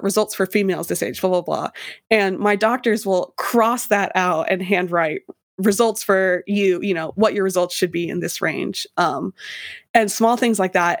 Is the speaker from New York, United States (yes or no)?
no; Idaho, United States; moved away; I was from Idaho